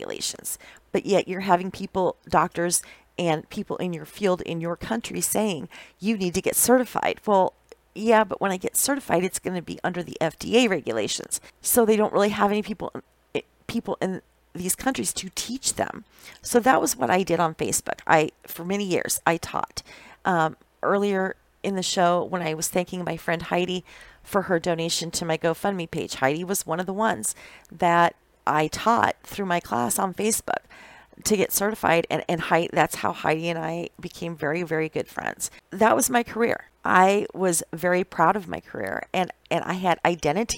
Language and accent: English; Iowa, United States; moved away as an adult; also born or lived in Indianola, Iowa; now in Wisconsin, United States; I've been working ever since I was a little girl, growing up in Iowa, in the country